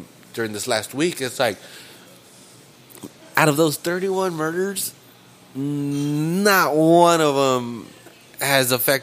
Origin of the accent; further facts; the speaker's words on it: Salinas, California, United States; We're from Salinas. We're born and raised here